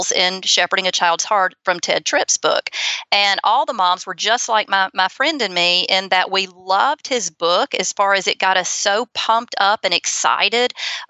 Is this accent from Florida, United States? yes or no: no; Auburn, Alabama, United States; accent: Southern; also born or lived in Opelika, Alabama; I grew up in Auburn. Opelika is right beside Auburn